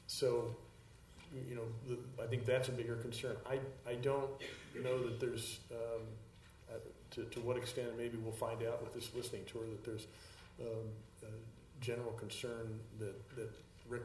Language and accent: English; York County, Pennsylvania, United States; I'm from York County